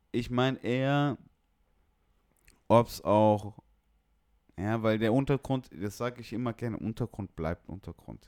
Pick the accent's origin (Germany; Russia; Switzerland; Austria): Germany; Bremen; also born or lived in East Frisia; ich bin gebürtiger Bremer